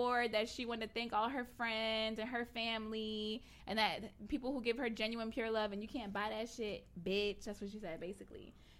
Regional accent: Florida, United States; I'm from Florida.

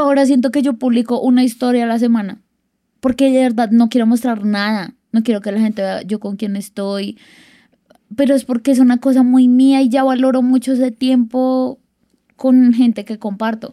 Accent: Bogotá, Colombia; yo soy de Bogotá

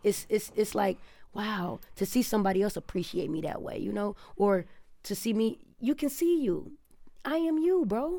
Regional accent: Detroit, Michigan, United States; now in Los Angeles, United States; I came from Detroit

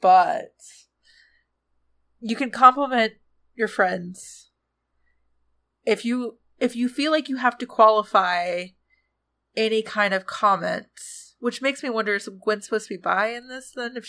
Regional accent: Georgia, United States; Because, I don't know, I'm from Georgia and I'd almost never qualify that.

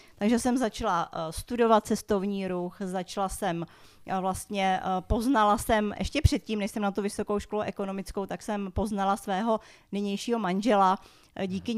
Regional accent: Prague, Czechia; Já jsem přímo z Prahy, takže já jsem se v Praze narodila, žiju tady celý život.

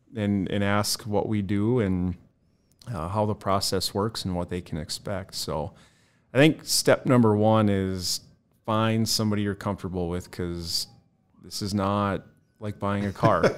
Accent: Bismarck, North Dakota, United States; also born or lived in Mandan; I was born and raised in Bismarck, Mandan

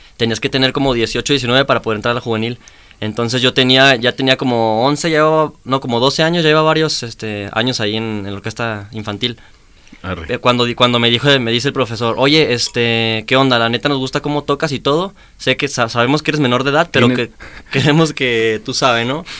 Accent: Chihuahua, Mexico; now in Guadalajara, Mexico; Yo soy de Chihuahua

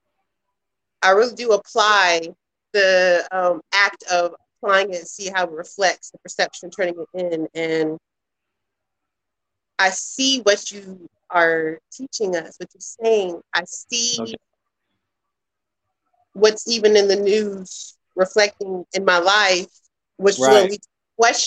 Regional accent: Kentucky, United States; I'm in Kentucky, y'all. I'm in Louisville. That sounds like I really am. Yeah, I'm from Kentucky.

